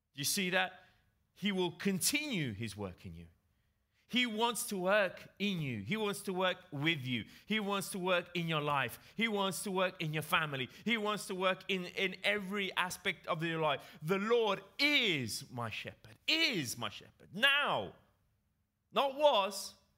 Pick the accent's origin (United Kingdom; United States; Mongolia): United Kingdom; England; accent: English; moved away; with my English accent, I grew up in England